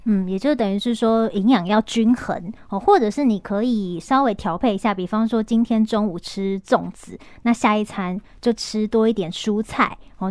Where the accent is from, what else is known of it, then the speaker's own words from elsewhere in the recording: northern Taiwan, Taiwan; 我也是是。北部人